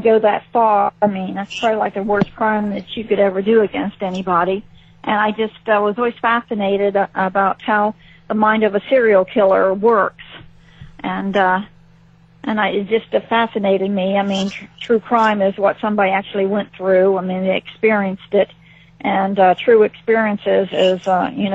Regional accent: Ohio, United States; moved away; I'm originally from Ohio, a small town in Ohio

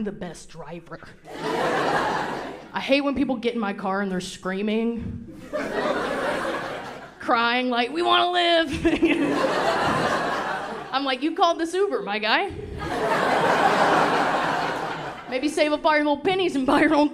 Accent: the South, United States; moved away; I grew up very Southern, okay? Like, I can't go back to my hometown and order unsweet tea where I'm from

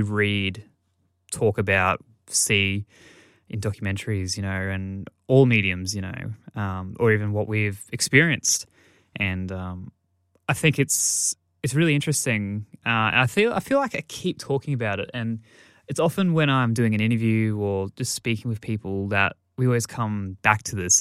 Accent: Australia; I, as an Australian

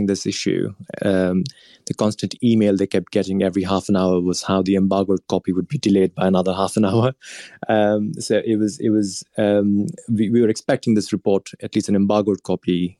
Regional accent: India; moved away; India, my home country

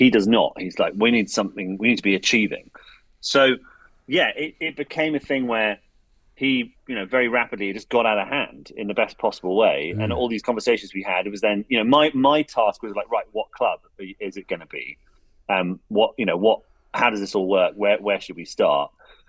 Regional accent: England, United Kingdom; every now and then I'm very English where I catch myself being like, it's not really mine.

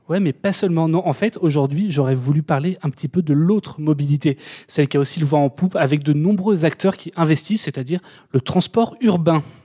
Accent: Paris, Île-de-France, France; je suis parisien

